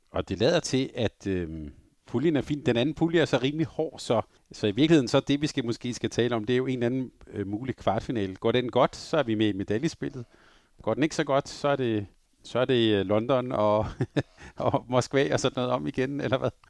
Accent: Denmark; som lille dreng i Danmark

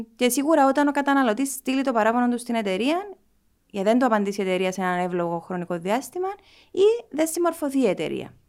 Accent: Nicosia, Nicosia District, Cyprus; είμαι από τη Λευκοσία, γεννήθηκα στη Λευκοσία.

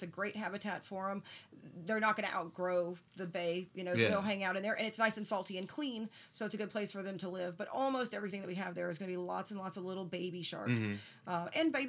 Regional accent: Crestview, Florida, United States; also born or lived in Port St. Joe, Florida; I'm from Crestview originally, lucky enough, though, to have spent every single summer of mine growing up in Port St. Joe. Mm-hmm. I was raised by my grandparents, and they were retired.

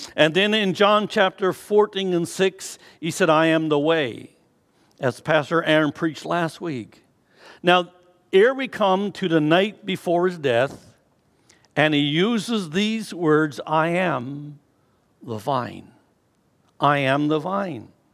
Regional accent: Newfoundland and Labrador, Canada; moved away; growing up in Newfoundland

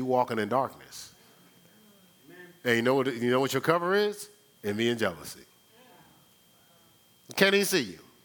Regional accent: Newark, New Jersey, United States; I'm from Brick City.

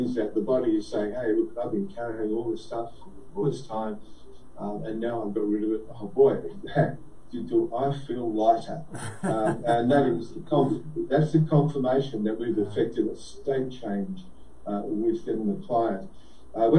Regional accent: Australia; being Australian

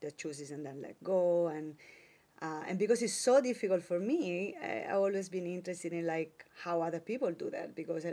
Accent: Italy; born or raised there; moved away

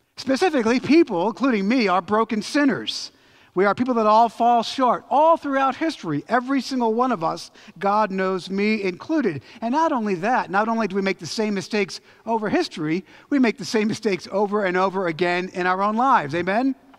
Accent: Philadelphia, Pennsylvania, United States; I'm from Philly

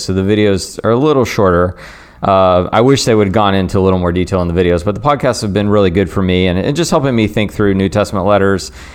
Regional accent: the South, United States; growing up in the South, all three of us did

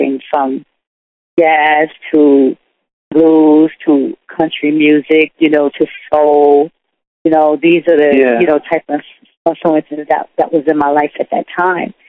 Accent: New York City, New York, United States; also born or lived in Wilmington, North Carolina / Harlem, Manhattan; My parents migrated to New York. And we first moved to the Bronx.

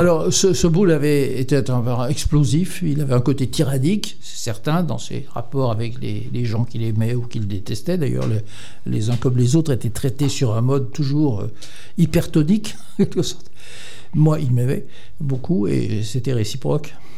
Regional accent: Thonon-les-Bains, Auvergne-Rhône-Alpes, France; j'étais jeune à Tonon-les-Bains au collège

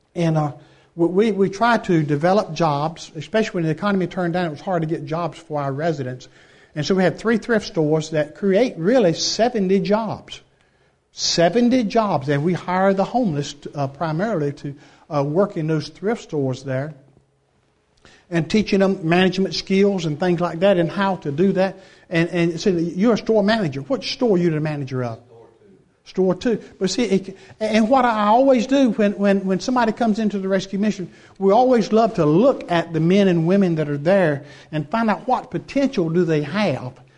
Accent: Frog Level, United States; I'm from Frog Level, right outside of Greenville. I'm too country to be in Greenville

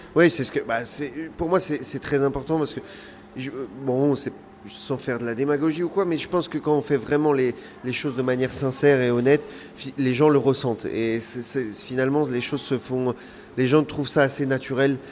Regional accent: Pas-de-Calais, Hauts-de-France, France; moi je suis originaire donc euh, originaire du Pas-de-Calais

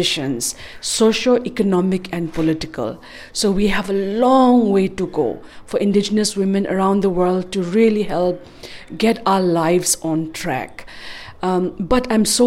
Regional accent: Manipur, India; I am from Manipur, which is an indigenous Asiatic nation state located in the northeast of India, bordering Burma.

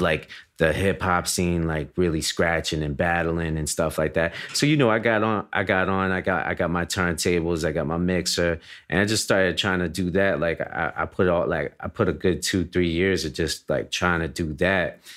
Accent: Miami, Florida, United States; I'm from Miami, Florida.

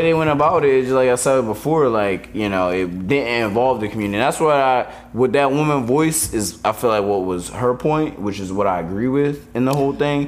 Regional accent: Philadelphia, Pennsylvania, United States; I grew up in South Philly

